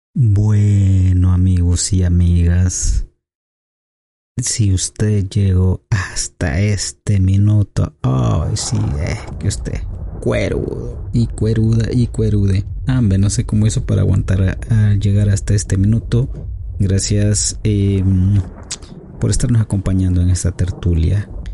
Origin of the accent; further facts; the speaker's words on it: El Salvador; Somos salvadoreños, somos hermanos